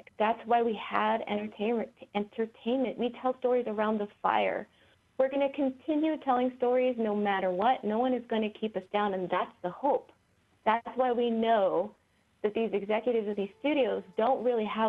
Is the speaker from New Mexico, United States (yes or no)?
yes; Santa Fe, New Mexico, United States; I'm from Northern New Mexico.